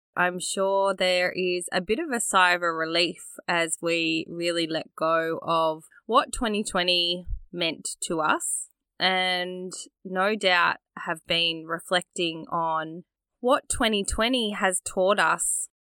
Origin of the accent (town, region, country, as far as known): Australia; born or raised there